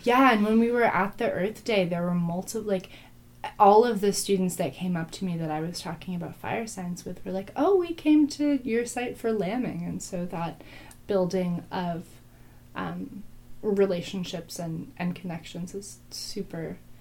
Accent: Berkeley, California, United States; I grew up in Berkeley and in the East Bay

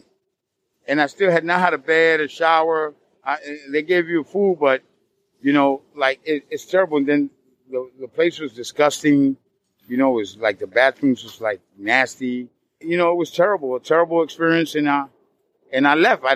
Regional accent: New York, United States; I'm from the South Bronx.

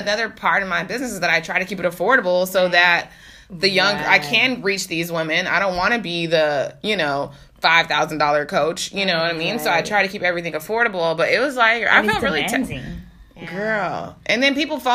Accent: Texas, United States; moved away as an adult; now in New York City, United States; I'm a girl from Texas

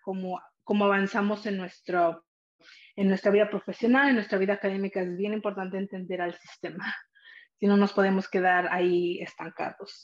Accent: San Pablo Atipan, Puebla, Mexico; also born or lived in Salinas, California; now in United States; ahí crecí eh, en un pequeño pueblo que se llama San Pablo Atipan y es parte del estado de Puebla

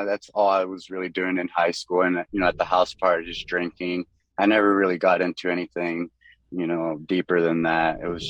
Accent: Soldotna, Alaska, United States; also born or lived in Miami; So I was born in Miami in Florida, and I kind of bounced around. I want to say I technically grew up in Alaska, in Soldotna.

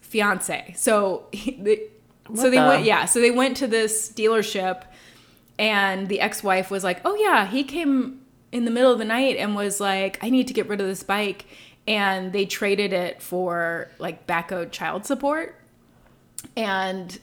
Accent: New York, United States; moved away as an adult; now in Atlanta, United States; I was so from New York

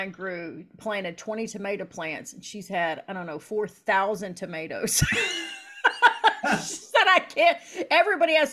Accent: Appalachia, United States; I'm from Appalachia, and all those Appalachian artists

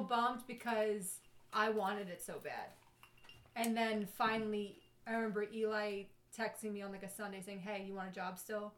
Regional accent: New York City, New York, United States; moved away; also born or lived in Baltimore / San Diego; Staten Island

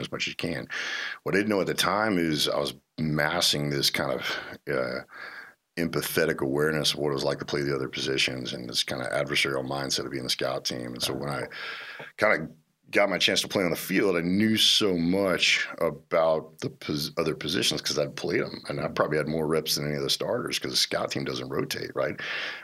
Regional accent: Little Rock, Arkansas, United States; I grew up in Arkansas. I grew up in Little Rock.

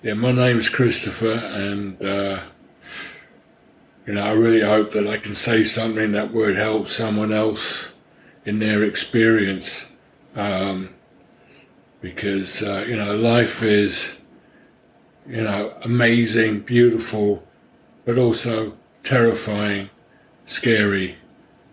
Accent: London, United Kingdom; moved away; I grew up in London, although my mother was from Paris, and my father was a Hungarian refugee.

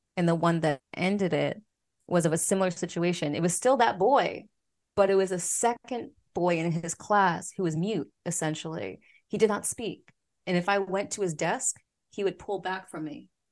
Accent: Philadelphia, Pennsylvania, United States; accent: Philly; moved away as an adult; also born or lived in South Korea; I'm from Philly, for Philadelphia, P A, so sometimes my Philly accent can come out when I'm really relaxed around friends.

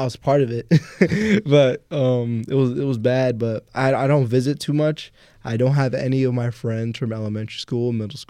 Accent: Jersey City, New Jersey, United States; also born or lived in Woodbridge, New Jersey; I grew up in Jersey City.

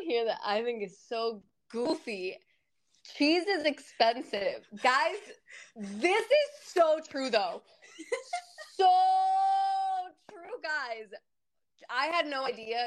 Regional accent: Florida, United States; moved away as an adult; also born or lived in Fort Wayne / Chicago; now in Buffalo, United States; I grew up in Florida pretty much for my whole like middle school and high school

